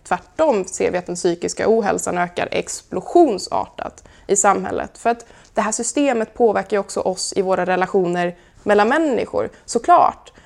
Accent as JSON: {"language": "Swedish", "town": "Karlskrona", "region": "Blekinge", "country": "Sweden", "tie": "born or raised there", "said": "När jag som 16-åring startade min första miljöorganisation hemma i Karlskrona"}